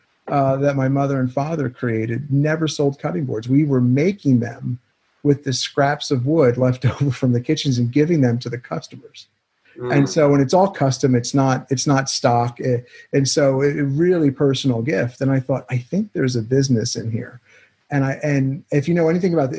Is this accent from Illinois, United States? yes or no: no; Pennsylvania, United States; moved away; I'm from Pennsylvania.